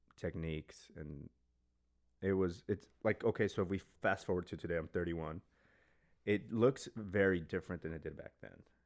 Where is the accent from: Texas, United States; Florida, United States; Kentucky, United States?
Texas, United States; El Paso; I grew up in El Paso, Texas